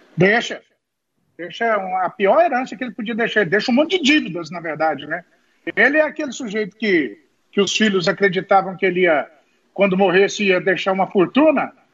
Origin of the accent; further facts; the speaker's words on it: Mineiros, Goiás, Brazil; moved away; uma curtela que era distrito lá da minha cidade e que é, na verdade, acaba se transformando numa grande metrópole ali do sudoeste, a cidade de Mineiros